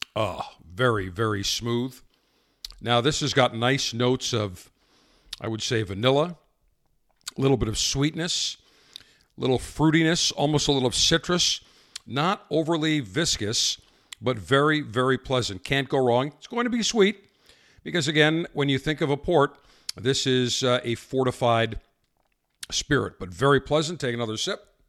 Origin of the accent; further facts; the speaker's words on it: Buffalo, New York, United States; my hometown of Buffalo